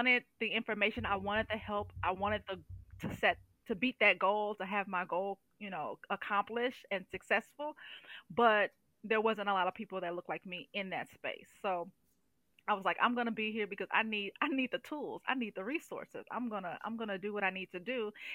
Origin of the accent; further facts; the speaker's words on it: St. Louis, Missouri, United States; moved away as an adult; now in Indianola, United States; I'm originally from St. Louis, Missouri. I've been living here in Indianola, Iowa for almost 4 years now